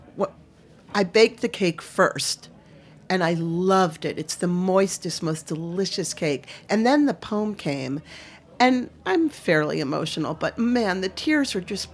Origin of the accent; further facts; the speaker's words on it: Maine, United States; I'm from Maine